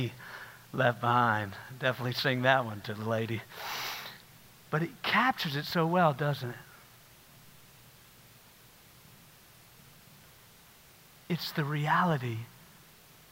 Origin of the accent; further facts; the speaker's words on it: South Carolina, United States; I grew up in South Carolina